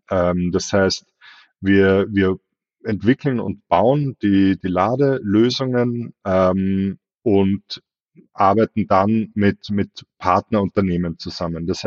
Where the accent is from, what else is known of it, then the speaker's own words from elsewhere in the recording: Austria; ich selber, wie man es vielleicht hört, bin Österreicher, habe aber in Deutschland meine e begonnen